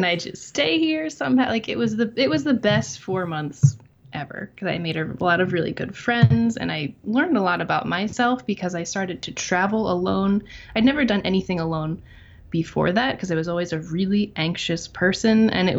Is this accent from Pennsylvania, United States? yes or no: yes; Phoenixville, Pennsylvania, United States; moved away as an adult; also born or lived in Philadelphia, Pennsylvania; now in western Pennsylvania, United States; I was born and raised in Phoenixville. Lived there my whole life